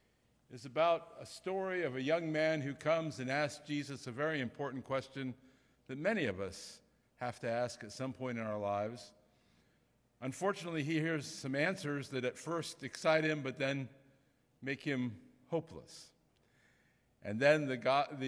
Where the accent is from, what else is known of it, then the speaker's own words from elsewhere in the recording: Ohio, United States; moved away; I'm from Ohio originally